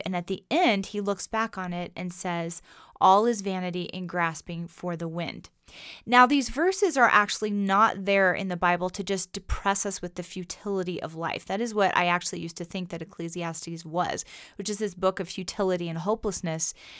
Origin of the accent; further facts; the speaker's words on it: United States; us, as modern American Christians